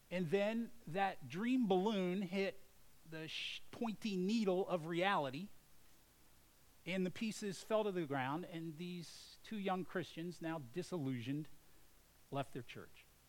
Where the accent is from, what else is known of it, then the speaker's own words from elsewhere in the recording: United States; as an American